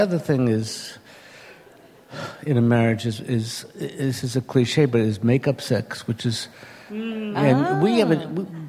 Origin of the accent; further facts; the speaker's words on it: New York City, New York, United States; now in Boston, United States; I grew up in New York City, Sheepshead Bay.